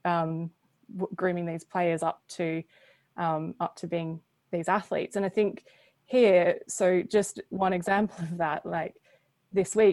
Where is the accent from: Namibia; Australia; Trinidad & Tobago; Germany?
Australia; I'm Australian